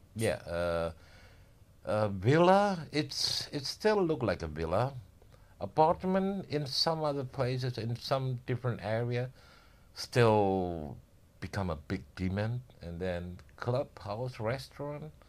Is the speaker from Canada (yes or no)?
no; Indonesia; moved away as an adult; now in Bali, Indonesia; generally from Indo, but born and raised in Java